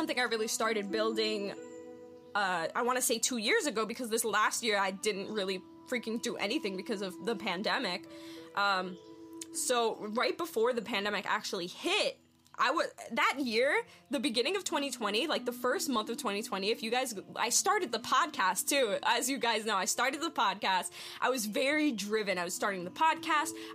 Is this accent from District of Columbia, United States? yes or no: no; New York, United States; moved away; also born or lived in Pennsylvania; I'm originally from New York, but I've lived in Pennsylvania for a few years